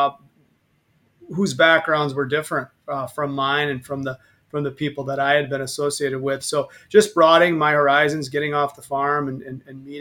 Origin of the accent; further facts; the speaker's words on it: Argyle, Wisconsin, United States; I grew up on a dairy farm between Argyle and Monticello, about 7 miles out of Argyle.